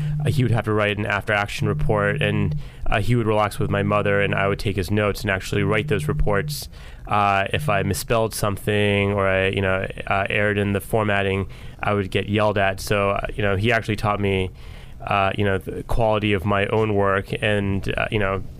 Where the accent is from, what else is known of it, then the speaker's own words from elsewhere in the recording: United States; also born or lived in Houston, Texas; I was born in Houston, Texas, but grew up outside of D.C.